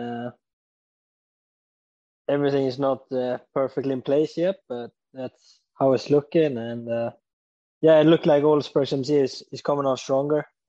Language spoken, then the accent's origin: English; Sweden; obviously being a Swede